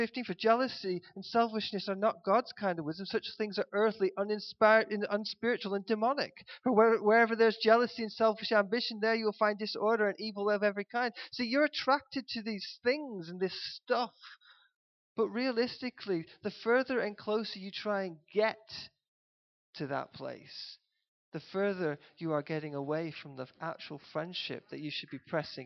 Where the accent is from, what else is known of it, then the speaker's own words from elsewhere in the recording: United Kingdom; us as a British people